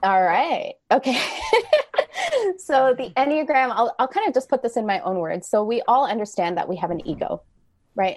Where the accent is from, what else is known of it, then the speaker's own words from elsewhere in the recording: Canada; I am Canadian